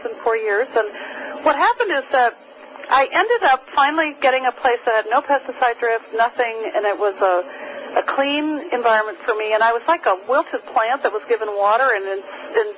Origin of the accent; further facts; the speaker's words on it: New Hampshire, United States; I grew up in New Hampshire. I grew up on skis. I spent my childhood in the woods